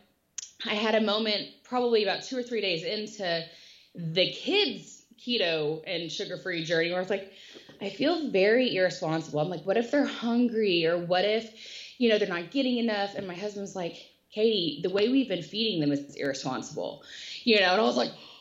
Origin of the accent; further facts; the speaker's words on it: Texas, United States; I am from Texas and I have 3 young boys